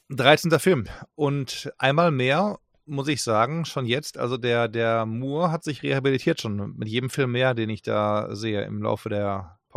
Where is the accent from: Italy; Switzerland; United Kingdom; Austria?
United Kingdom; England; German is a second language; merke, du musst als Engländer, wenn du Deutsch äh, sprechen willst, immer Ja, Ja, Ja sagen.